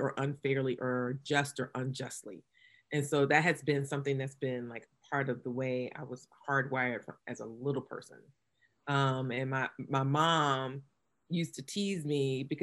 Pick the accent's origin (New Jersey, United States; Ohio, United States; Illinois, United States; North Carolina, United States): North Carolina, United States; New Bern; now in Durham, United States; I'm a native North Carolinian